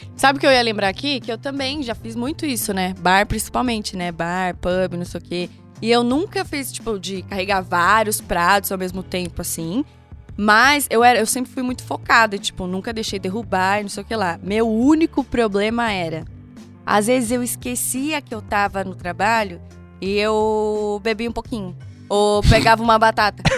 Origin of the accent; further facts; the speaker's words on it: Brazil; sou caiçara